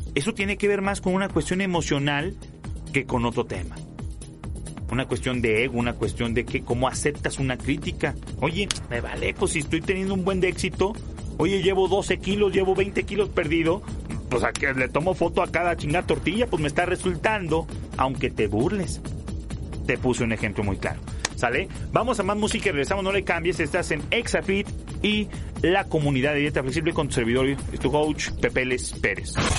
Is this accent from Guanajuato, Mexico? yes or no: yes; León, Guanajuato, Mexico; en León, de donde soy yo